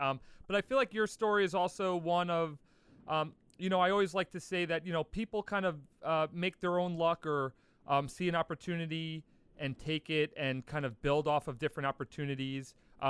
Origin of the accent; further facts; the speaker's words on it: Long Island, New York, United States; moved away as an adult; now in California, United States; I grew up on Long Island, playing the black course for my whole life until I moved to California a couple of years ago.